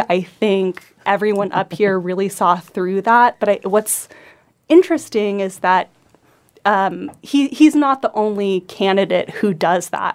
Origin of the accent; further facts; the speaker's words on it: Homer, Alaska, United States; I grew up in Homer